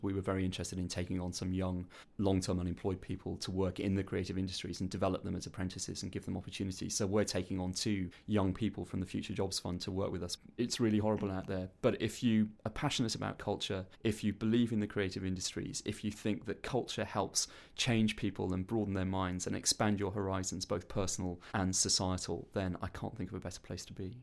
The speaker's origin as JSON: {"language": "English", "region": "South Wales", "country": "United Kingdom", "tie": "born or raised there", "also_born_or_lived": "London", "moved": "yes", "said": "I grew up on a councillor state in South Wales"}